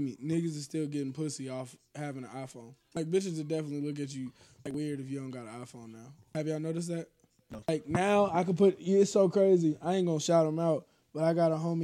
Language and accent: English; North Las Vegas, Nevada, United States; I grew up in North Las Vegas